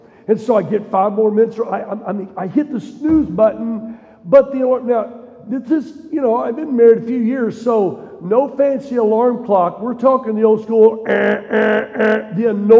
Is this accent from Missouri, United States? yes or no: yes; Missouri, United States; also born or lived in Tennessee; I grew up in Missouri, would spend my summers in the Ozark Mountains